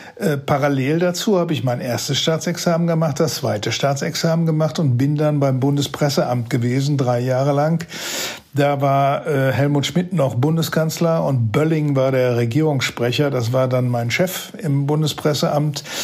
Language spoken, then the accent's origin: German; Datteln, North Rhine-Westphalia, Germany; Ich komme hier aus Datteln, das ist das Venedig des Ruhrgebiets